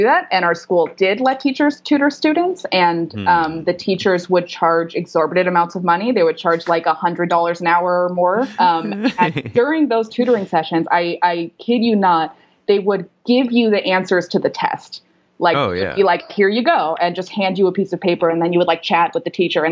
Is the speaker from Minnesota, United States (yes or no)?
no; Los Angeles, California, United States; I grew up in Venice Beach, which is like the west side of Los Angeles